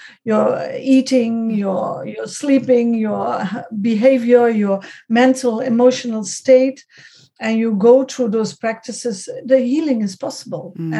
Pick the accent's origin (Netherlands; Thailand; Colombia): Netherlands; also born or lived in Switzerland; I was born in the Netherlands, brought up, but I'm from double nationality, German and Dutch